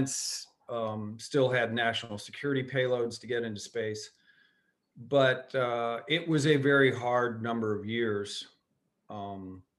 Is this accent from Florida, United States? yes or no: yes; Cocoa Beach, Florida, United States; I grew up on Cocoa Beach with the original seven astronauts being the kings of the village